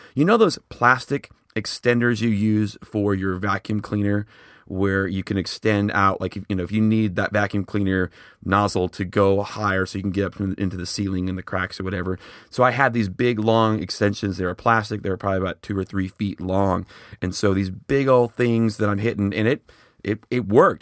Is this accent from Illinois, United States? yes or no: yes; Schaumburg, Illinois, United States; now in Oklahoma City, United States; I'm originally from the Chicago area, specifically Schaumburg.